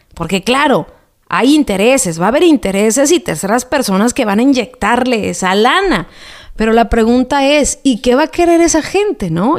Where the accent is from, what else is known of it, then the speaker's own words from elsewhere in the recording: Jalisco, Mexico; moved away; Anduve en, mi tierra, Jalisco